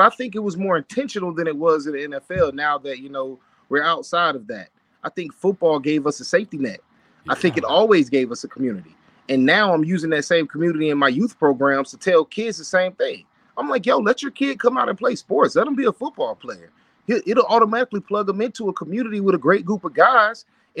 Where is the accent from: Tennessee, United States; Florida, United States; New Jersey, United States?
Florida, United States; So Ramon, I'm from Polk County.